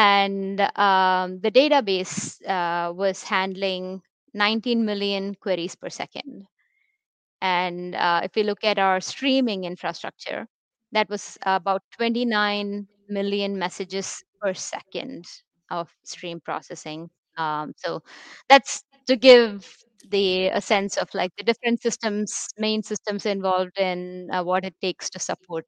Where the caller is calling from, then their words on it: India; I'm joining the show from India.